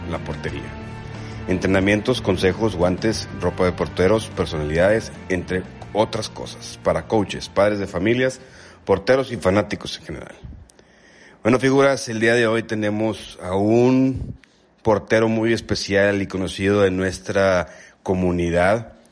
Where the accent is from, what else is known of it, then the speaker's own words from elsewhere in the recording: Uruapan, Michoacán, Mexico; also born or lived in Mexico City; Soy originario de Uruapan, Michoacán, pero yo nací en México.